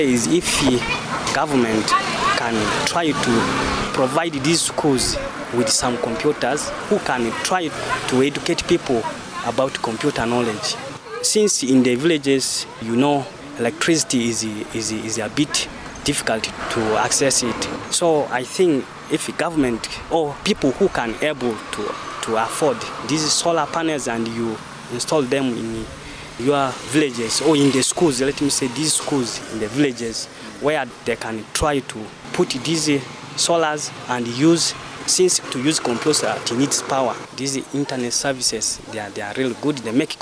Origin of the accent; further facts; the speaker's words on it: Ewota, Northern Region, Uganda; from Ewota.